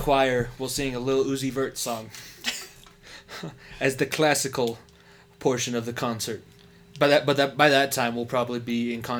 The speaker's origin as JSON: {"language": "English", "town": "Thornton", "region": "Colorado", "country": "United States", "tie": "born or raised there"}